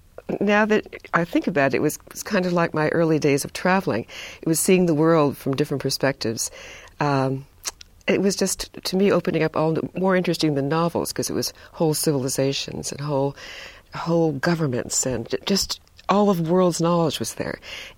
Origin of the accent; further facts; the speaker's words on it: Hibbing, Minnesota, United States; born there; also born or lived in East Coast; now in California, United States; I was born in Minnesota, Hibbing, Minnesota, Bob Dylan country, maybe one of the coldest places in the world. And then I moved quite a lot, went to college and graduate school on the East Coast, and then came to California